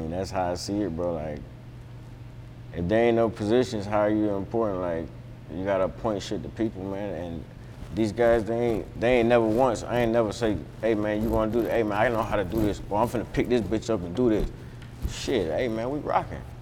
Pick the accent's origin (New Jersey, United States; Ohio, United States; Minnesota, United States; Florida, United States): Florida, United States; also born or lived in New York; I moved away from there at six and I was raised in Florida, but New York is home